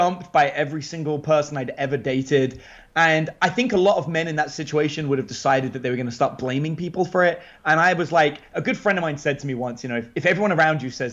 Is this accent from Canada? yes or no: no; England, United Kingdom; now in Bastrop, United States; keep abreast of what goes on in England back home